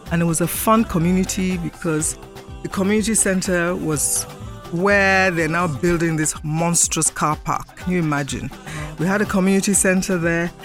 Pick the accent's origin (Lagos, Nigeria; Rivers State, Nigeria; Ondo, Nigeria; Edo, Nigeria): Lagos, Nigeria; I was born in Lagos. I schooled in Lagos till 1962.